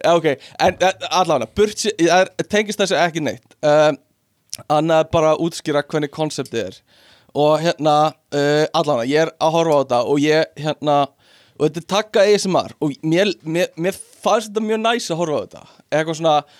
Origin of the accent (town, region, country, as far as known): Iceland